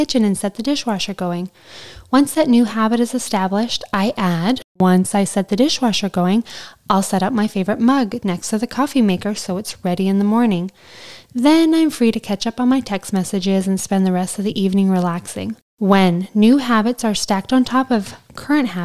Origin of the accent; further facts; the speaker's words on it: Southern Alberta, Canada; I'm from Southern Alberta, where this show was filmed, and it just felt like home